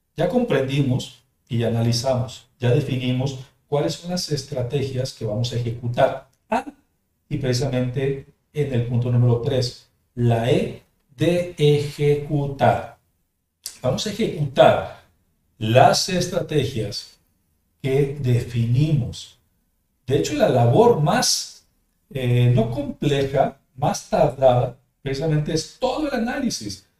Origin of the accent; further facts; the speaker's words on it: Mexico; also born or lived in Jalisco; de manera nacional en mi país